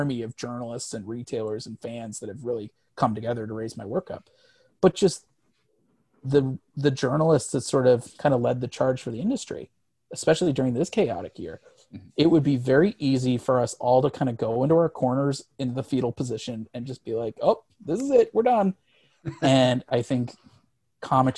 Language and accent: English; Missouri, United States; I grew up in Missouri.